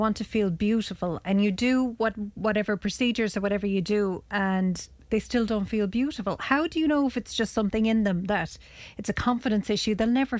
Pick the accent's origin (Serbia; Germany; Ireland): Ireland; It's just not in our nature as Irish people to do that.